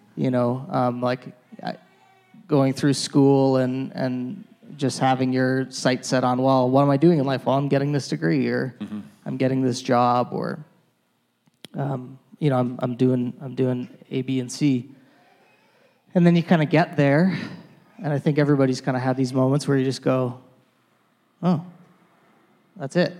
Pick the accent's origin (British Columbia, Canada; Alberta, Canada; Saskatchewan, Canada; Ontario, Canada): Alberta, Canada; Calgary; I'm born and raised in Calgary, really not too far from here in Whitehorn. So that's where I grew up